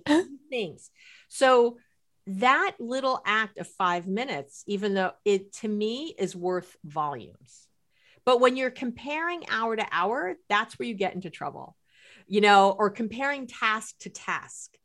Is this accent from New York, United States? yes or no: yes; New York City, New York, United States; I grew up in New York City.